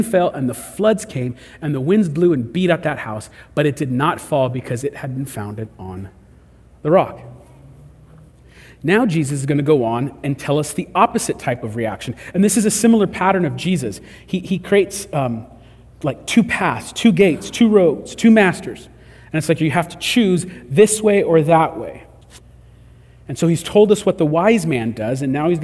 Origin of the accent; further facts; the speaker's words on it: California, United States; We're from California